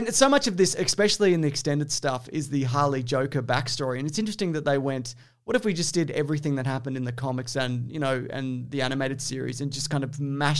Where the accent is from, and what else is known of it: Australia